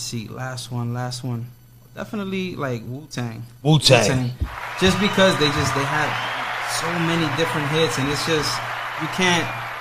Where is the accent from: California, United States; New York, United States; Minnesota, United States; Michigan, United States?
New York, United States; New York City; I'm from Brooklyn, New York